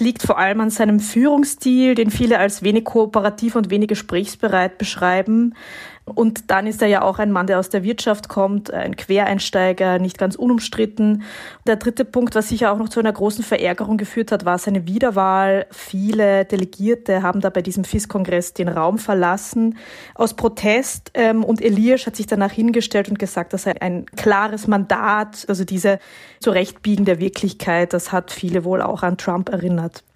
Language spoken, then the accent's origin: German; Carinthia, Austria; ich bin in Kärnten, also im Süden Österreichs, aufgewachsen in einem Skigebiet.